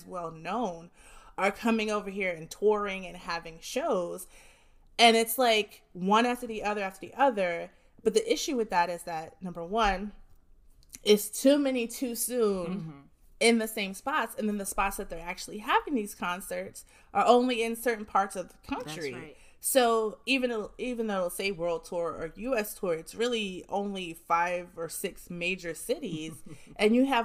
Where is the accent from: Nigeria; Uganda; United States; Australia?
United States; Jersey City, New Jersey; I'm from Jersey City